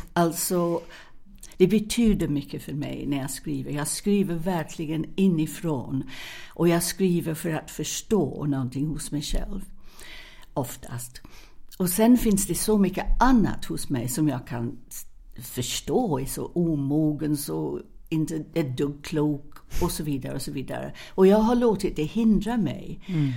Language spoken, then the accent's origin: Swedish; England, United Kingdom; now in Sweden; jag är engelska